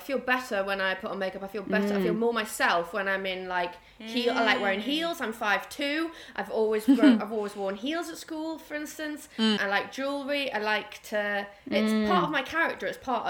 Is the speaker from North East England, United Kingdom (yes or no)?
yes; Newcastle upon Tyne, North East England, United Kingdom; moved away; I was born and raised in Newcastle upon Tyne.